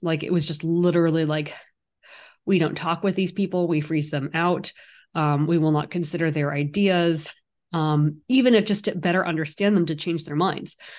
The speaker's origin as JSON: {"language": "English", "area": "San Francisco Bay Area", "region": "California", "country": "United States", "tie": "born or raised there", "moved": "yes", "lives_now": "New York City, United States", "said": "I also grew up in the San Francisco Bay Area"}